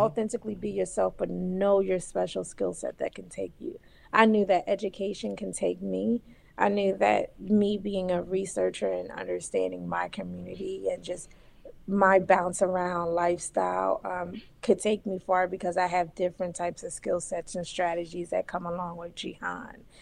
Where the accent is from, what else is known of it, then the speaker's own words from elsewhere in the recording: Philadelphia, Pennsylvania, United States; I'm from Philly